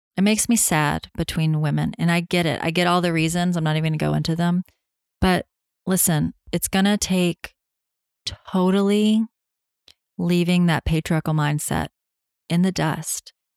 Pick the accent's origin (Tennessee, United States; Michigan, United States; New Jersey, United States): Tennessee, United States; being home in my home state of Tennessee